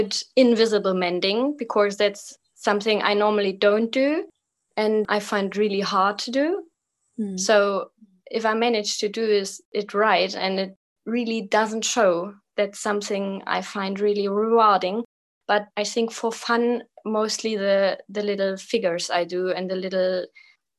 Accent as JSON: {"language": "English", "region": "Eastern Germany near the Czech border", "country": "Germany", "tie": "born or raised there", "second_language": "English", "moved": "yes", "lives_now": "Kassel, Germany", "said": "Right now I live in Kassel in Germany. It's like right in the middle of Germany, but I was born in Eastern Germany near the Czech border"}